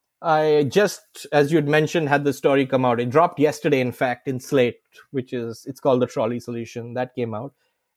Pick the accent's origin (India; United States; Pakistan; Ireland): India; Yeah, and again, because I'm an Indian, it has possession in it as a key element.